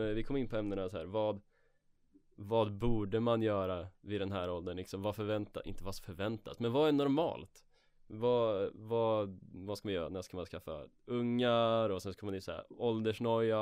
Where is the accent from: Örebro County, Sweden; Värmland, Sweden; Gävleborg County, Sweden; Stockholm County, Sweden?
Örebro County, Sweden; Örebro; moved away; jag var hemma i mina hemtrakter i Örebro